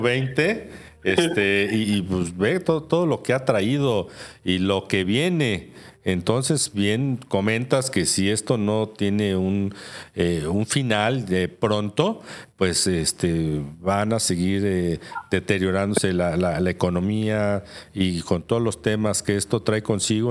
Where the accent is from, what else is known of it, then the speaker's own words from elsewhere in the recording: Mexico; como mexicanos